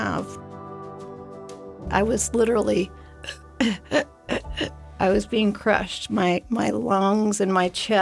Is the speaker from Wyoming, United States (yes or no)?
yes; Jackson, Wyoming, United States; I grew up in Jackson